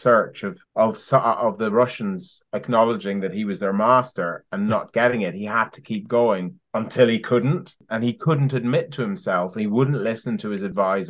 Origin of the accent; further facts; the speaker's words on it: Ireland; now in United Kingdom; I'm Irish.